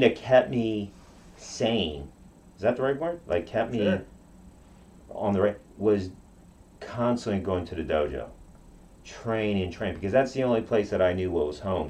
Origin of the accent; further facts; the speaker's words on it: Okinawa, Japan; first language Japanese; English is a second language; now in United States; I grew up in Okinawa